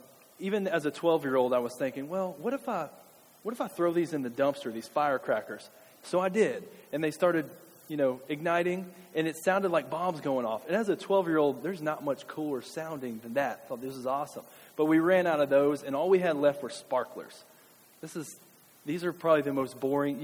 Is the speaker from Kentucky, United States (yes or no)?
yes; Kentucky, United States; as a kid and growing up in Kentucky